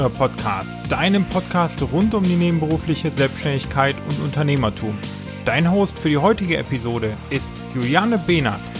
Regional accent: Weiterstadt, Hesse, Germany; ähm, ich komme aus dem, äh, aus dem Rhein-Main-Gebiet, aus dem beschaulichen, äh, schönen kleinen Weiterstadt.

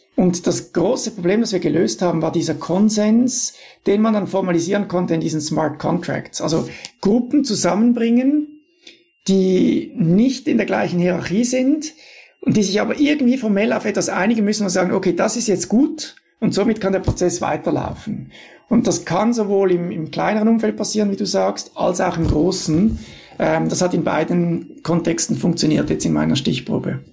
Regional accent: Switzerland; als Schweizer

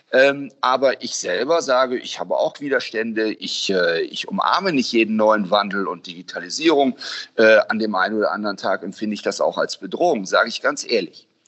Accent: Cologne, North Rhine-Westphalia, Germany; witzig ist es als Kölner sich trotzdem immer wieder.

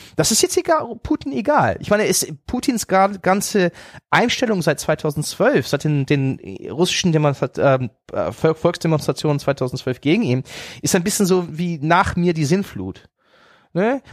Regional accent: Germany; deswegen liebe ich Deutschland, man ist auch meine Heimat

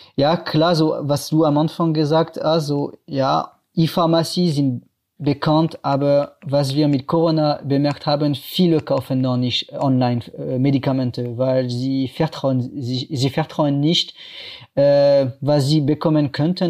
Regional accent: France; German is a second language; moved away as an adult; now in Cologne, Germany; wie ihr äh, hören könnt, ich komme aus Frankreich und ja, ich wohne ungefähr seit acht Jahren in Deutschland

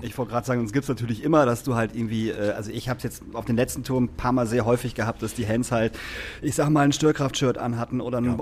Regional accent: Lingen, Lower Saxony, Germany; ich komme aus Lingen

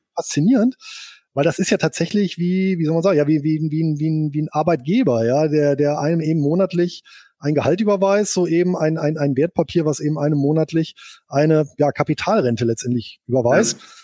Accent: Bonn, North Rhine-Westphalia, Germany; Geboren bin ich hier in Bonn und aufgewachsen

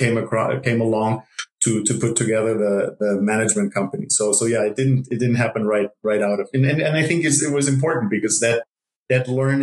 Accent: Germany; moved away as an adult; also born or lived in Ithaca, New York; now in Costa Rica; I grew up in Germany

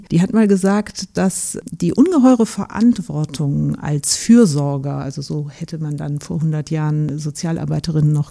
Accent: Rhineland, Germany; ich bin auch Österreicherin, aber im Rheinland aufgewachsen und sozialisiert, das bringt mich zurück zu meinen Wurzeln

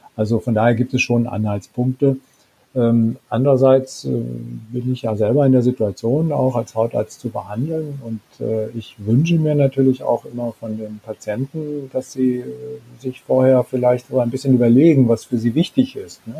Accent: Germany; bei uns in Deutschland

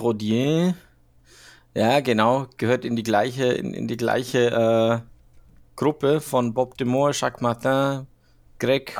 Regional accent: Switzerland; ich bin ja Schweizer

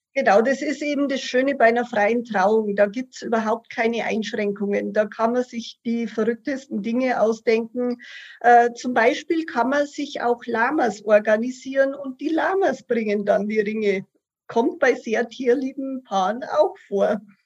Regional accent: Passau, Bavaria, Germany; now in Munich, Germany; ich komme gebürtig aus Passau und wohne seit über 25

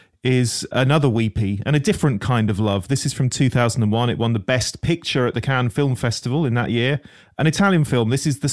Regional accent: Suffolk, East of England, United Kingdom; we are both from Suffolk.

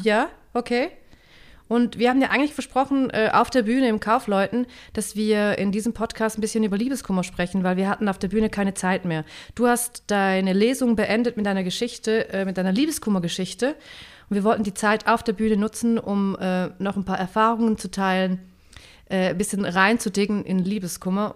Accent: St. Gallen, Switzerland; St. Gallen, das ist der Ort, wo ich herkomme, das ist mein Hometown sozusagen, mein Home-Kanton

